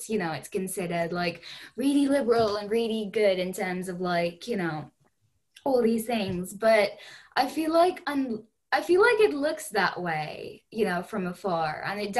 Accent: India; now in Durham, United Kingdom; I'm from India, and like I didn't really grow up around a lot of white people

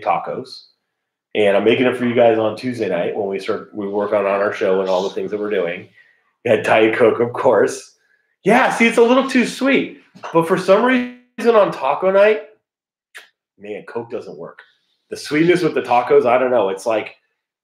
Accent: California, United States; I'm from California

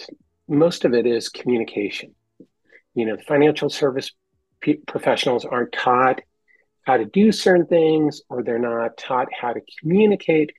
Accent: San Francisco Bay Area, California, United States; I'm from the San Francisco Bay Area, and that's where I grew up.

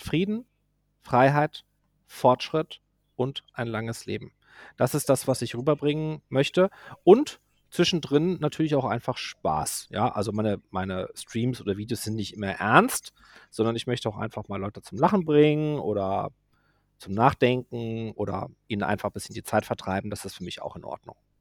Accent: Germany; also born or lived in Côte d'Azur, France; ich bin hier aufgewachsen und ich liebe meine Heimat

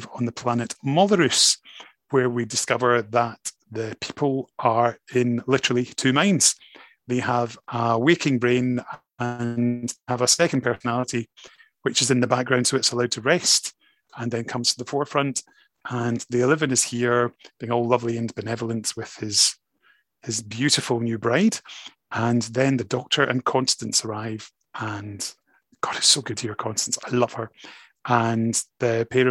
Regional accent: Scotland, United Kingdom; Absolutely, I define as Scottish, but I am British

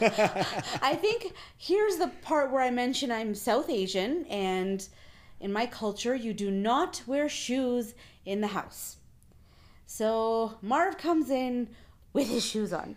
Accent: Canada; I'm the Canadian

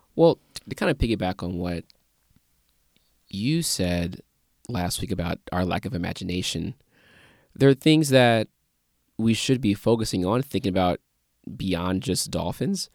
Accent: St. Louis, Missouri, United States; born or raised there

